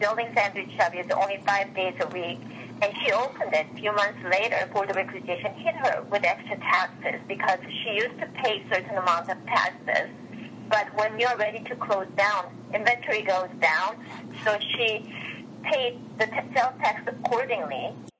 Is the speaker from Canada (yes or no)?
no; Japan; moved away as an adult; also born or lived in South Korea; now in United States; I finished my grammar school in Korea, and I was raised in Japan, and I came here to go to college.